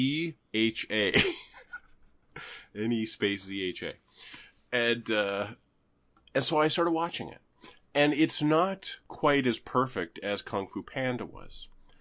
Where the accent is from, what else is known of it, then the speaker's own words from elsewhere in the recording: Canada; I'm Canadian.